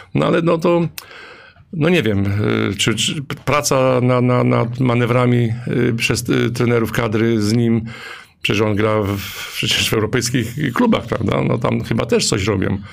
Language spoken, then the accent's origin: Polish; Leszno, Greater Poland, Poland; pochodzę z Leszna, jestem dumny, że pochodzę z Leszna